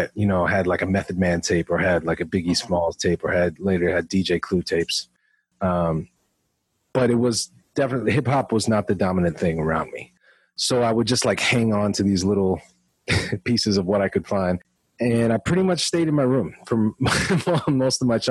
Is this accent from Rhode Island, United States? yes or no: yes; Smithfield, Rhode Island, United States; moved away as an adult; also born or lived in New York; I grew up in Esmond, which is Smithfield, on the side of Centerdale in the little village area.